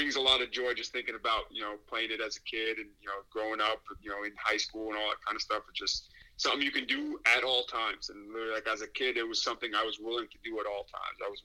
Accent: New York City, New York, United States; I grew up in Queens, New York, Woodside, born and raised. I'm a New York City kid

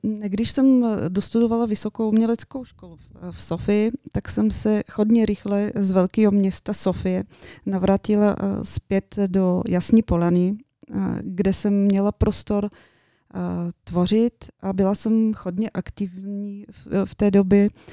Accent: Yasna Polyana, Bulgaria; Czech is a second language; moved away as an adult; now in Czech Republic; já pocházím z Bulharska, jak si říkala na úvodu. Eh, přicházím od moře

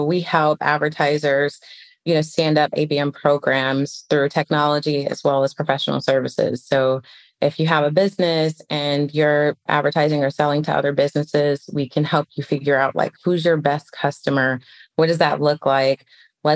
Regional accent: Detroit, Michigan, United States; moved away as an adult; now in Atlanta, United States; I grew up in Detroit, Michigan. I live in Atlanta now

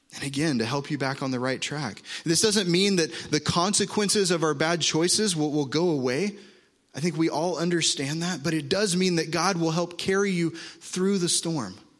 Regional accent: Oklahoma, United States; moved away; I'm from Oklahoma

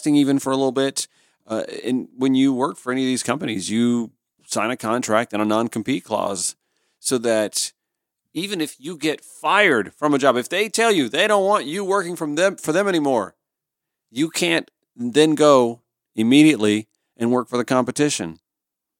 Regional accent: Augusta, Georgia, United States; from my hometown of Augusta, Georgia

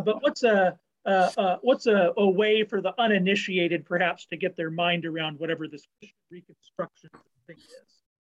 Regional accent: Dallas, Texas, United States; I was raised in the Dallas area in the 90s

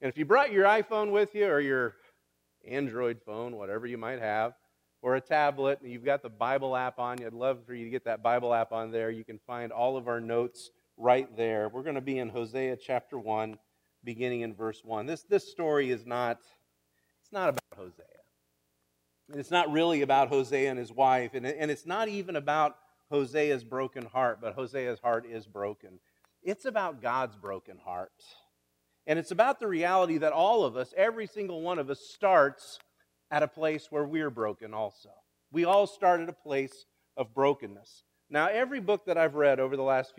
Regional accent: Kansas, Illinois, United States; I'm from Kansas, Illinois

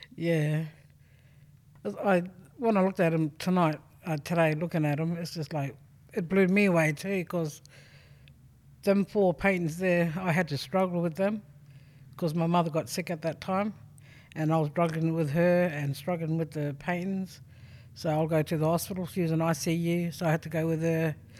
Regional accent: South Australia, Australia; I'm originally from Sojourner, but born Purigasta.

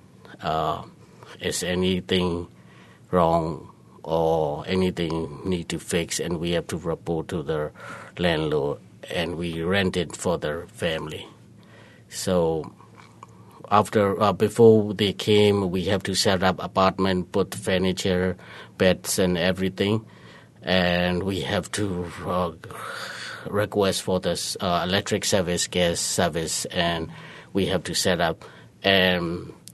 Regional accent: Myanmar; English is a second language; moved away as an adult; also born or lived in Thailand; now in Buffalo, United States; I'm originally from Burma. I'm a former refugee from

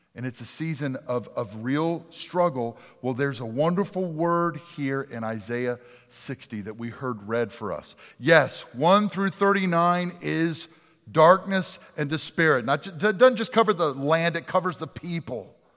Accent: Pennsylvania, United States; moved away; my hometown of Pennsylvania

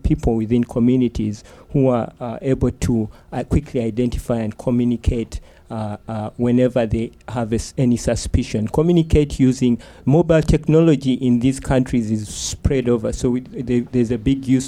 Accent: Uganda; moved away; I'm from Uganda, where we've dealt with several epidemics

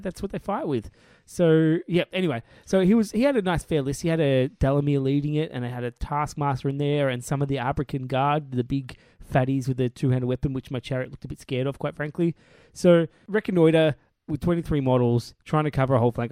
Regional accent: Australia

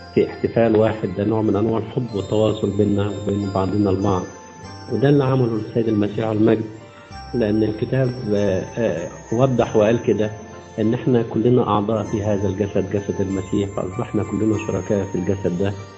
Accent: Egypt

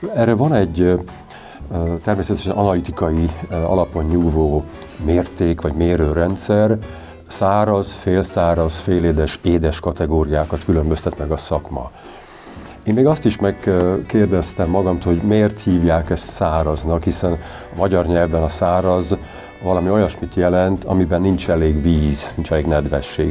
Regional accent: Eger, Heves, Hungary; Egerből jövök

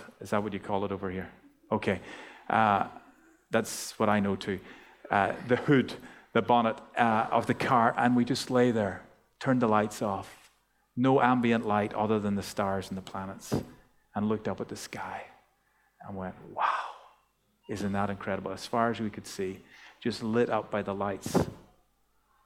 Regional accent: Ireland; now in Australia; growing up in Ireland

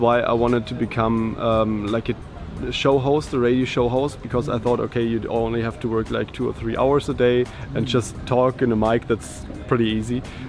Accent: Germany; I'm from Germany.

